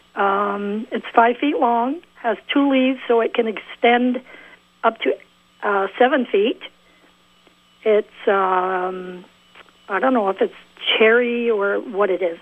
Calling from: Milton, Vermont, United States; I'm calling from Milton.

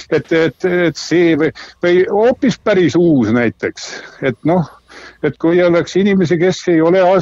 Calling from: Tartu, Tartu County, Estonia

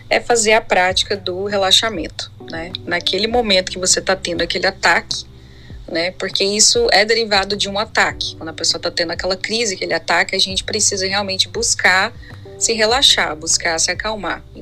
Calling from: São Paulo, Brazil; sou de São Paulo.

